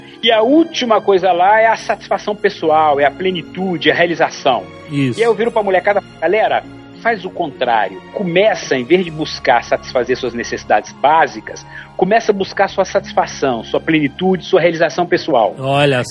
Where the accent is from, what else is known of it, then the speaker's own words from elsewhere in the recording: interior of Ceará, Brazil; eu sou do interior do Ceará